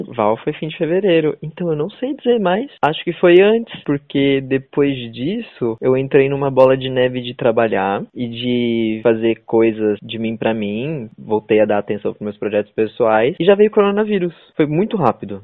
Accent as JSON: {"language": "Portuguese", "region": "São Paulo", "country": "Brazil", "accent": "caipira", "moved": "yes", "said": "Nós dois que somos caipiras do interior."}